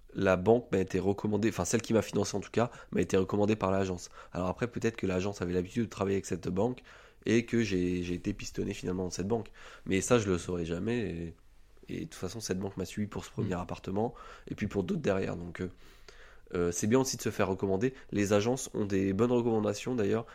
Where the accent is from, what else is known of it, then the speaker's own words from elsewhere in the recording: Orléans, Centre-Val de Loire, France; now in Strasbourg, France; je suis né à Orléans, je vis à Strasbourg depuis deux ans